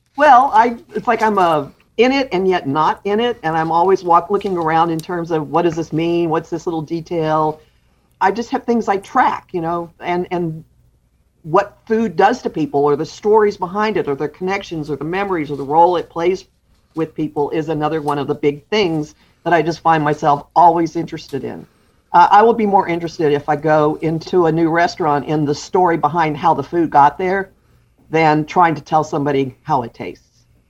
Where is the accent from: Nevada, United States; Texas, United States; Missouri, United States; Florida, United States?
Texas, United States; Dallas; moved away as an adult; also born or lived in Austin / Houston / New York City; now in New Jersey, United States; I grew up in Dallas. Uh, my father was a, a university professor. So I grew up in Dallas and I went to college in Dallas.